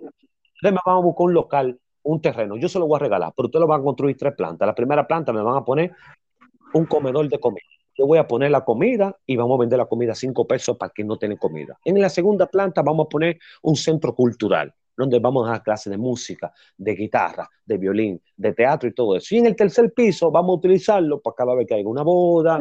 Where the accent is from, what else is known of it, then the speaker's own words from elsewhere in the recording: Dominican Republic; yo soy dominicana